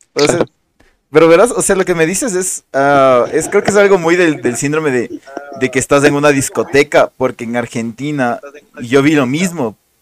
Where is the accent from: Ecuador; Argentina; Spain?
Ecuador; Quito, Pichincha; Nosotros los quiteños decimos que no tenemos acento.